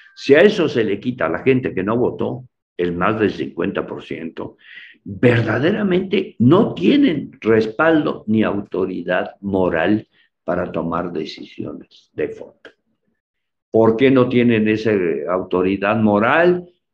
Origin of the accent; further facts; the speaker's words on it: San Cristóbal de las Casas, Chiapas, Mexico; Yo soy de San Cristóbal